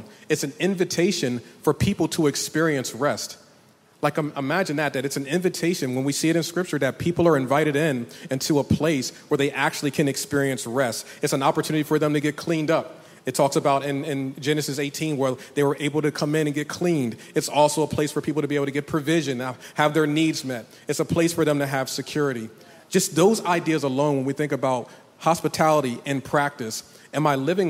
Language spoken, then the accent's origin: English; the North, United States; now in the South, United States; I'm from the North